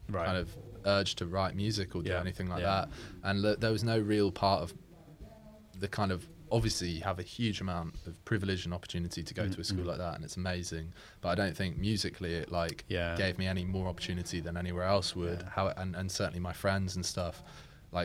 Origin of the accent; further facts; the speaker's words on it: Shropshire, West Midlands, United Kingdom; also born or lived in Doha, Qatar; now in Brentford, United Kingdom; growing up in Shropshire